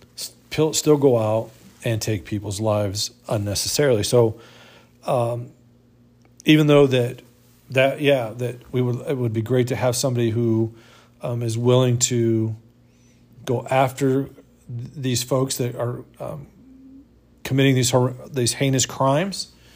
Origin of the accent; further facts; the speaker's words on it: United States; being an American and living in this country